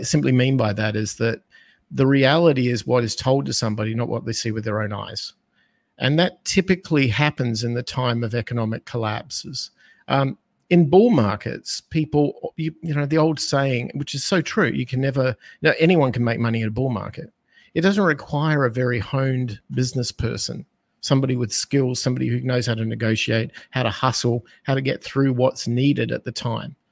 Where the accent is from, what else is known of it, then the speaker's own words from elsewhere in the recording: Australia; accent: Australian; moved away as an adult; now in United States; I'm from Australia, that's where my accent is, and I spent the first twenty-five years of my life as an Australian being raised under the Australian economic concepts